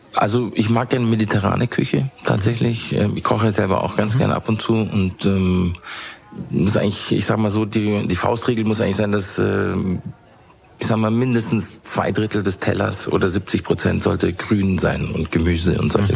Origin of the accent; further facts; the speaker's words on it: Bavaria, Germany; also born or lived in England; als Bayer